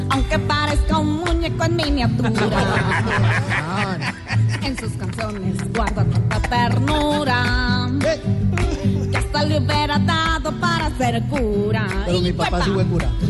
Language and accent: Spanish; Colombia; now in France; Háblame en español que cuando yo salgo de Francia soy más colombiano que buscarle al hijo de uno un padrino rico.